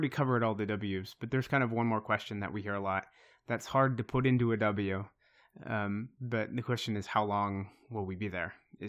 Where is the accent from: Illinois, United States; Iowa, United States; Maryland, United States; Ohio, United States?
Iowa, United States; I grew up in Eastern Iowa, but I've lived in this area for a long time.